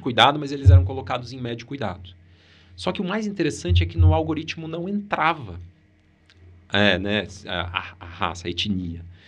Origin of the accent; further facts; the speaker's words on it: Maringá, Paraná, Brazil; Eu sou de Maringá